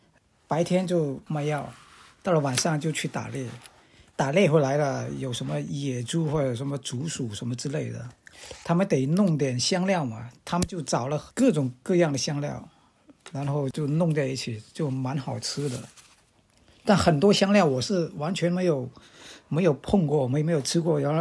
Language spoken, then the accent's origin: Chinese; Guangxi, China; 我吃，我家乡就是盛产辣椒的，就是呃紫天椒。